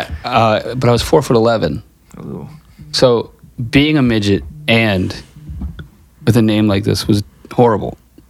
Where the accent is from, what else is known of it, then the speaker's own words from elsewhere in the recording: New York City, New York, United States; accent: New York; I grew up in New York City.